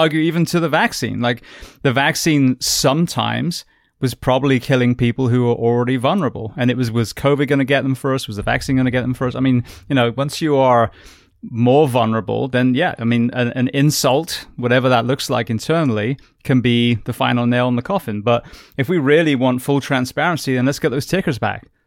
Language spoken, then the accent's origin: English; United Kingdom; now in United States; I'm British